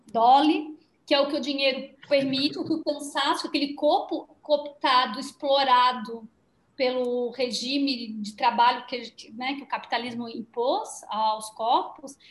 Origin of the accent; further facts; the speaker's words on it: Santa Catarina, Brazil; Eu venho aqui de Santa Catarina, que é né, a terra de, da matança dos porcos e, e frangos